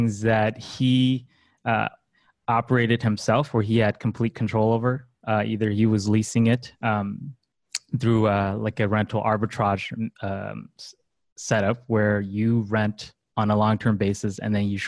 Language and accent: English; Los Angeles, California, United States; also born or lived in China; I'm a Los Angeles native almost. I was born in China, but then I grew up in LA pretty much all my life.